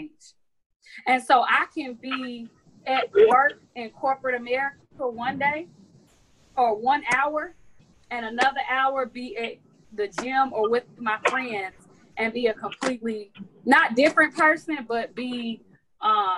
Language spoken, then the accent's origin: English; Riverdale, Georgia, United States; I grew up in Riverdale